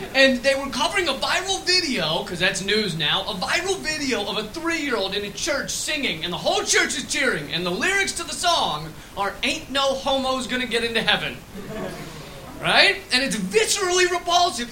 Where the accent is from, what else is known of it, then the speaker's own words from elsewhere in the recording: United States; accent: American; you might be able to tell by the accent. I'm American.